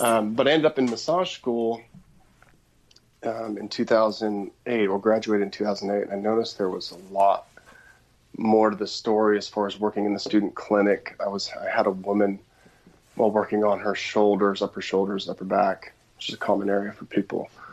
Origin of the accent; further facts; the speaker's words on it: outside of Portland, Oregon, United States; I grew up outside of Portland, Oregon